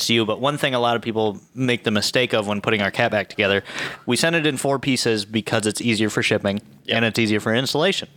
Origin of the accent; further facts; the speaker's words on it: near Flint, Michigan, United States; I ran around my hometown